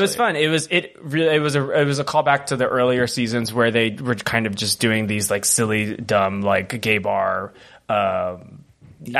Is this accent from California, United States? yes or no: yes; California, United States; I'm a Californian